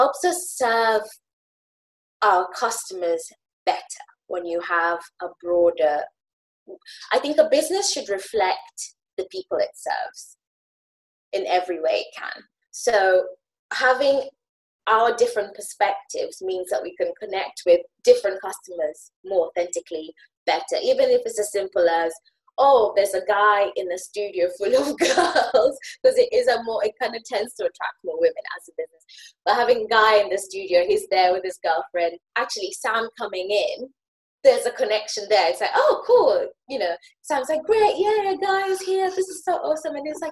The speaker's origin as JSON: {"language": "English", "country": "Kenya", "tie": "born or raised there", "moved": "yes", "lives_now": "United Kingdom", "said": "I'm from Kenya, well, now British, but lived in Kenya, grew up in Kenya"}